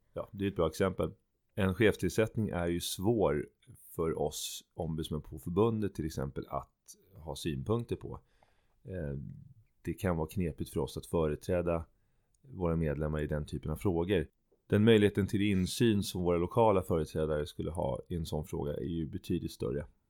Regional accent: Sweden; vi själva kanske som svenskar

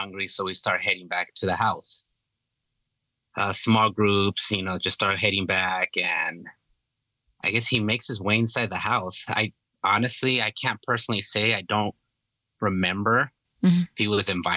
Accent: California, United States; moved away as an adult; I was born and raised in California up until I was like 19, 20

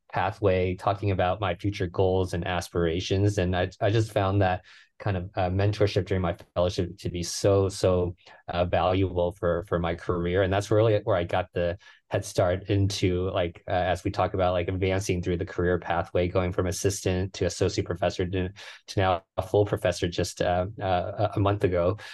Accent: Houston, Texas, United States; moved away as an adult; now in San Francisco, United States; I grew up in, in Houston. That's my hometown

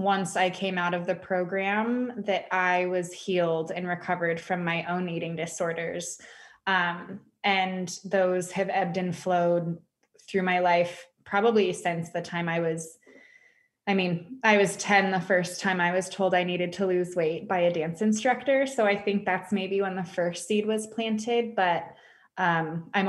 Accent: West Coast, United States; moved away as an adult; now in Dallas, United States; I decided to move out of my hometown and move to Dallas, Texas. I'm from the West Coast.

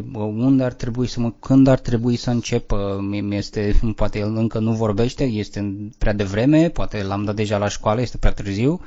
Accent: Romania; noi suntem ca români

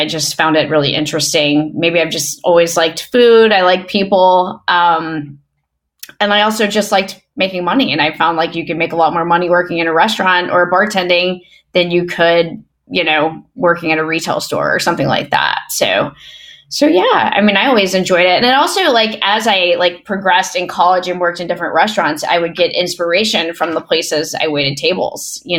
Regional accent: the South, United States; I always talk about being a Southerner and growing up in the South as really being culminative in just like my love for food.

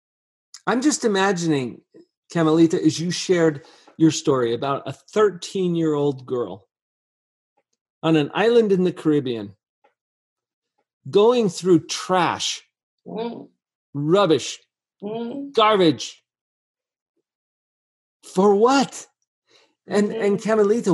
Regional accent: Mountain West, United States; I was brought up in the Mountain West in the United States

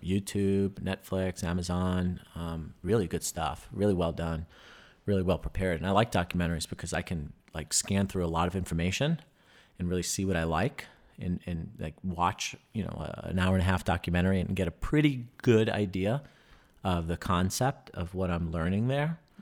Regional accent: New York, United States; moved away; growing up in New York

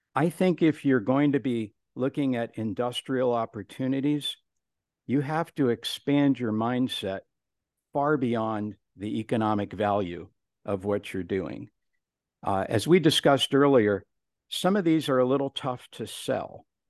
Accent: Cleveland, Ohio, United States; I'm from Cleveland, Ohio, the rock and roll capital of the world

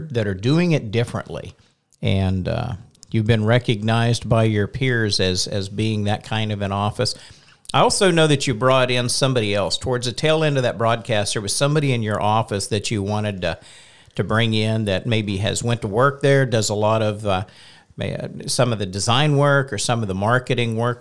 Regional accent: Carmen, Oklahoma, United States; I'm actually from Western Oklahoma a little bitty town south of Alva, Oklahoma, called Carmen.

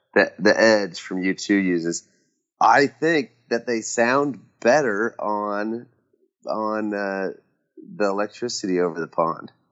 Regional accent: Nebraska, United States; moved away as an adult; now in Nashville, United States; living in Nashville, Tennessee, but I grew up in Nebraska

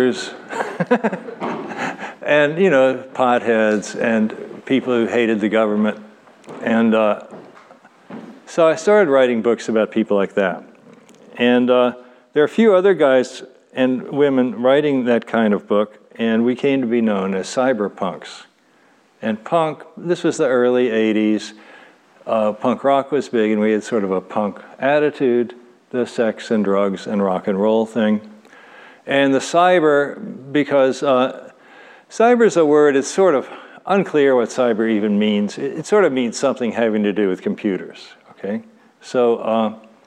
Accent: Louisville, Kentucky, United States; moved away as an adult; I grew up in Louisville, Kentucky

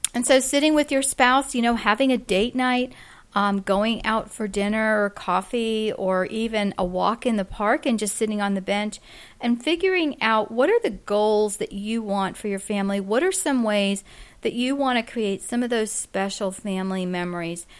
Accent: Florida, United States; we are from Florida

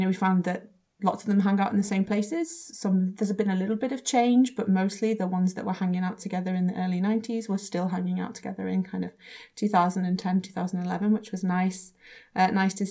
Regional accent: England, United Kingdom; I'm from England

